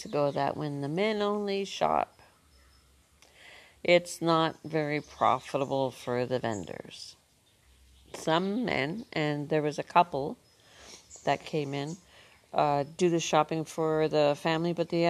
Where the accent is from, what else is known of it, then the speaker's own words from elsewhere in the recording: Northern Ontario, Canada; moved away as an adult; we're two women from Ontario, Canada, Northern Ontario, where when we grew up